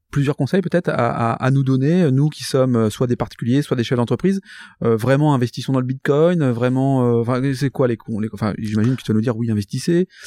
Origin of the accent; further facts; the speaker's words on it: Lille, Hauts-de-France, France; Oui, je suis originaire de Lille.